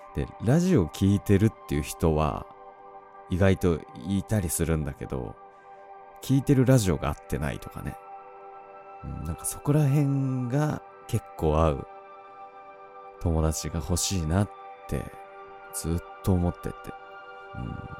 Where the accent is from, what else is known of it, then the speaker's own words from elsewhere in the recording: Tohoku, Japan; 東北出身